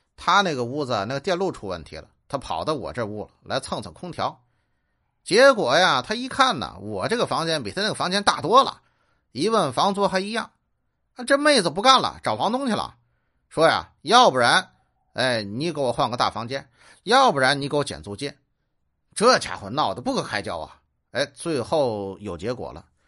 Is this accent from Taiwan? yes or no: no; Tianjin, China; 我是天津人，我就爱豆干儿